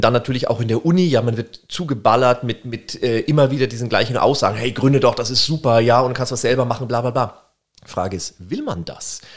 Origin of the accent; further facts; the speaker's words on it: Würzburg, Bavaria, Germany; also born or lived in Berlin; ich komme aus Würzburg